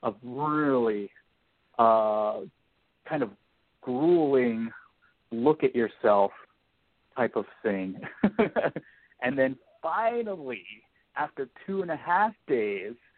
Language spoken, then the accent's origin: English; Philadelphia, Pennsylvania, United States; moved away as an adult; also born or lived in China; being Chinese American, but also growing up in Philadelphia.